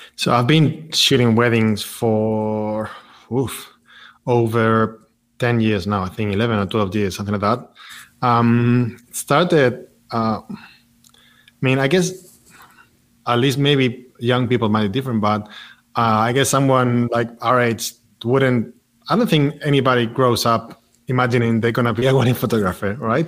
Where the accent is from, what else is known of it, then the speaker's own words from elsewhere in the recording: Madrid, Community of Madrid, Spain; moved away as an adult; now in Barcelona, Spain; I grew up in Madrid